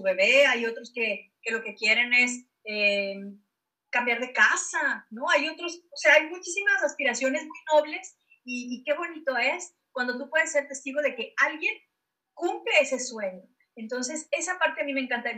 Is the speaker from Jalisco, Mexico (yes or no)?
yes; Guadalajara, Jalisco, Mexico; now in Hermosillo, Mexico; yo soy de Guadalajara y ahora estoy en, Hermosillo, me vino para acá al norte